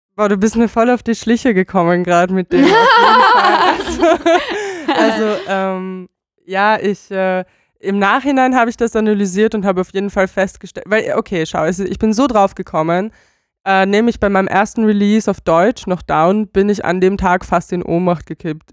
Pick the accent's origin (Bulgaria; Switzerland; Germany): Bulgaria; moved away; ich komme aus Bulgarien